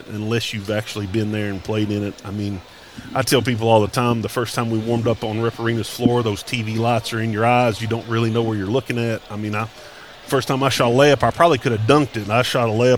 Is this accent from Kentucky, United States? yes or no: yes; Paintsville, Kentucky, United States; growing up in Johnson County, Paintsville my whole life